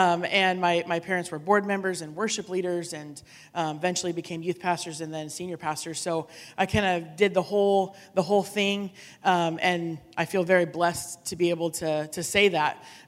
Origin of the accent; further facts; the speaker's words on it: Silverton, United States; So I grew up in Silverton, which isn't super far from here.